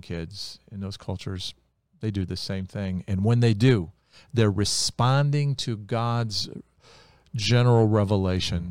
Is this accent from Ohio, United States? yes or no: yes; Ohio, United States; When we were kids growing up in Ohio